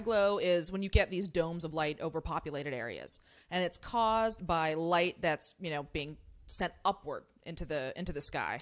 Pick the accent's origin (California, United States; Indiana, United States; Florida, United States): California, United States; I grew up in California